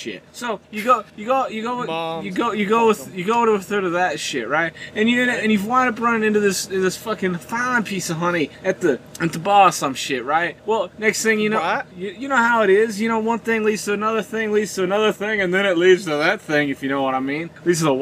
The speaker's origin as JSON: {"language": "English", "region": "Southern Canada", "country": "Canada", "tie": "born or raised there", "said": "I was born in Southern Canada"}